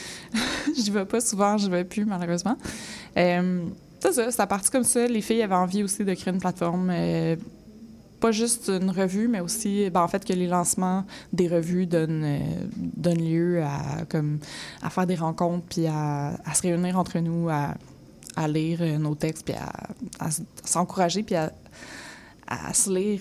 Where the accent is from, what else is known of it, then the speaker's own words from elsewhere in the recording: Mirabel, Quebec, Canada; moved away as an adult; also born or lived in Laval / Montreal; je viens de Mirabel, je viens de Saint-Janvier, j'ai grandi là